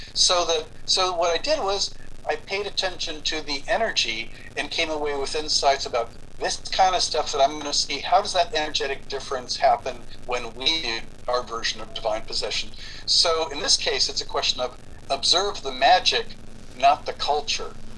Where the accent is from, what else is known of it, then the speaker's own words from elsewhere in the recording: Cuba; moved away; I was born in Cuba